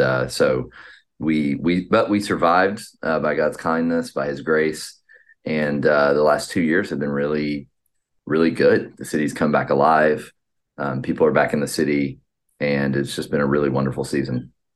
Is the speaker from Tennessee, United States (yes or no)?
no; Atlanta, Georgia, United States; now in Boston, United States; I'm from the Atlant, Atlanta, Georgia area